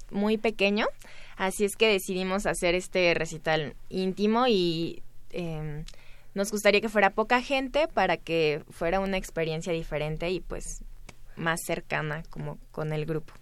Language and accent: Spanish; Veracruz, Mexico; yo soy de Veracruz.